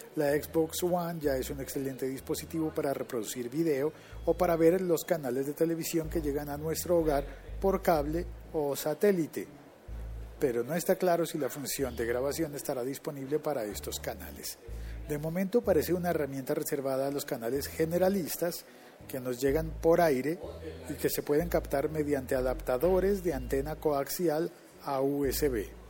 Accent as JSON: {"language": "Spanish", "country": "Colombia"}